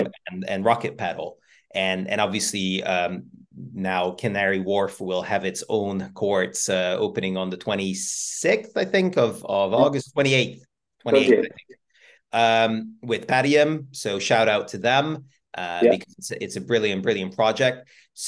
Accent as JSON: {"language": "English", "region": "Budapest", "country": "Hungary", "also_born_or_lived": "London", "moved": "yes", "said": "I'm from Budapest"}